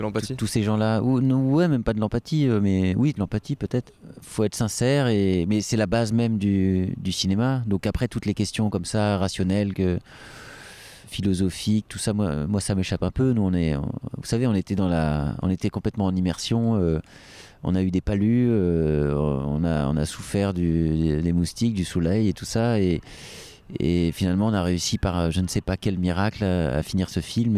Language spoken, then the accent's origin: French; France; chez nous en France